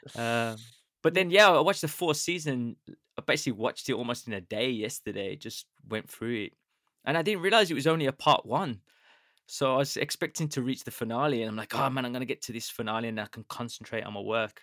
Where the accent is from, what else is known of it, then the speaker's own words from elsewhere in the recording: United Kingdom; I'm British